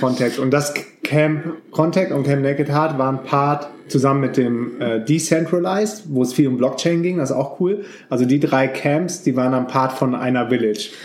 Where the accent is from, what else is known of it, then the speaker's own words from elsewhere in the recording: Düsseldorf, North Rhine-Westphalia, Germany; ich bin ja in Düsseldorf groß geworden